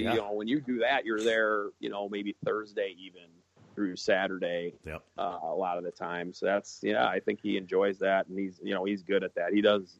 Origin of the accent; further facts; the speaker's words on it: Minneapolis, Minnesota, United States; I was like, yeah, I'm kind of jealous that I was from Minneapolis.